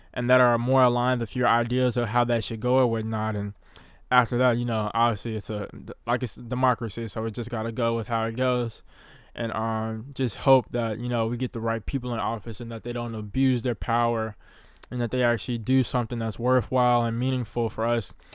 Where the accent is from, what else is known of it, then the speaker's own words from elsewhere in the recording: Mississippi, United States; growing up in the South of the United States of America, specifically in Mississippi